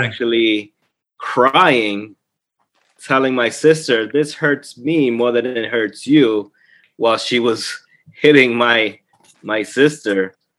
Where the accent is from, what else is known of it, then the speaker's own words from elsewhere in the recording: Colombia; moved away; We were growing up in Colombia